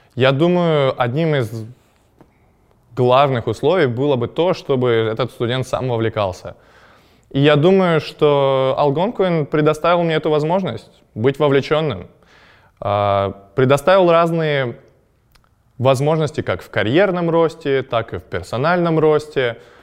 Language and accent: Russian; Chelyabinsk, Chelyabinsk Oblast, Russia; moved away as an adult; also born or lived in Ottawa, Canada; я из Челябинска